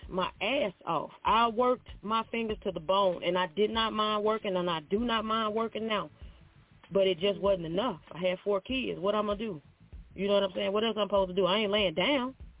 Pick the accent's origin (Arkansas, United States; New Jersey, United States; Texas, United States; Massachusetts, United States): Arkansas, United States; near Memphis; moved away as an adult; now in Nashville, United States; I'm originally from Arkansas by Memphis, like really close to Memphis, right? I'm in Nashville now.